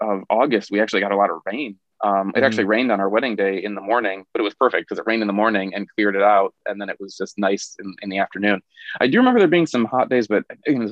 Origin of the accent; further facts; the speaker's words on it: Arizona, United States; now in South Korea; I grew up in Arizona